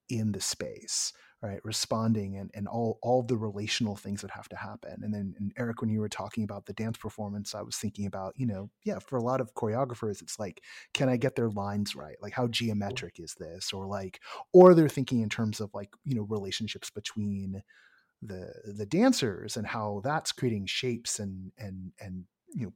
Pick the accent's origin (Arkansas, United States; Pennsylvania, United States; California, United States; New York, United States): California, United States; San Francisco Bay Area; moved away; I'm from the Bay